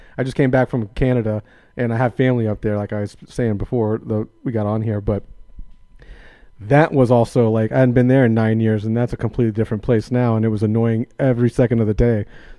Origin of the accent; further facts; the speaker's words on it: Florida, United States; I'm from Florida. So it's like when I leave Florida, it just becomes a weirder world outside of it.